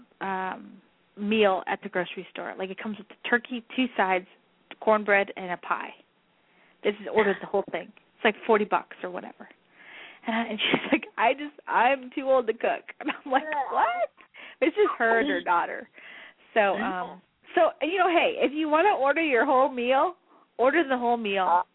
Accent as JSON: {"language": "English", "region": "New Mexico", "country": "United States", "moved": "yes", "said": "Because I'm, you know, Spanish. I'm from New Mexico."}